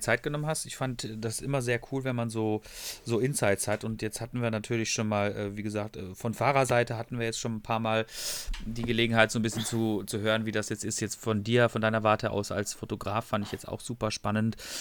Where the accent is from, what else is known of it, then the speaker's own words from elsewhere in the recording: Freiburg im Breisgau, Baden-Württemberg, Germany; also born or lived in Ruhr area; ich bin ja, komme ja aus Freiburg, ich mag ja Freiburg